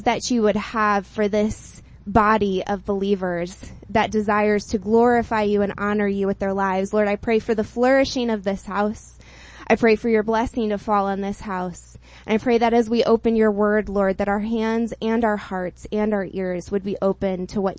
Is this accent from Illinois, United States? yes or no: yes; Chicago, Illinois, United States; I come from the Chicagoland, which is affectionately known as the Windy City